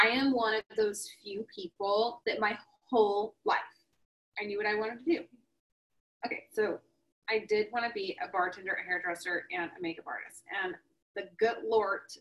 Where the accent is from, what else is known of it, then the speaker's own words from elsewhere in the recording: the South, United States; I'm from the South